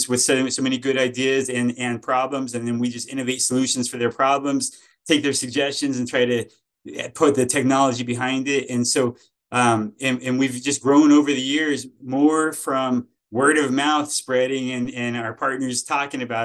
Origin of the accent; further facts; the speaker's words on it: Flagstaff, Arizona, United States; also born or lived in Fountain Hills, Arizona; I was actually born and raised in Arizona. So in Flagstaff, Arizona